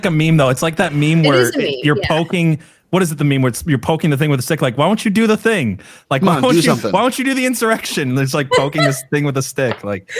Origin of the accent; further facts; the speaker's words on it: Elk Rapids, Michigan, United States; I grew up in Elk Rapids, Michigan